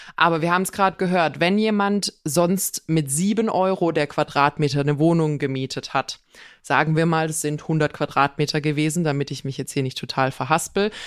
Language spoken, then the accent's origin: German; Swabia, Germany; bei uns in Schwaben sagt man, bruddeln, maulen, meckern